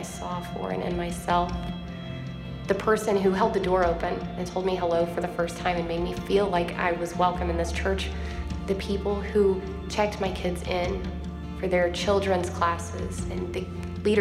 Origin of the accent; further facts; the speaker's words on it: Tulsa, Oklahoma, United States; I am from Tulsa, Oklahoma. I was born and raised here.